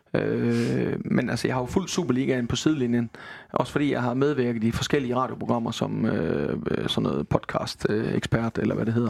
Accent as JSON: {"language": "Danish", "country": "Denmark", "said": "Jeg er vestjyde."}